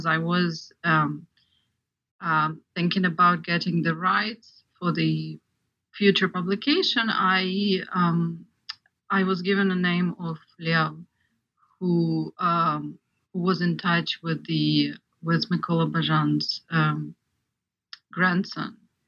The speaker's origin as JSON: {"language": "English", "country": "Ukraine", "tie": "born or raised there", "said": "I'm actually an example of Ukrainian, partly Ukrainian audience, because I grew up in Ukraine"}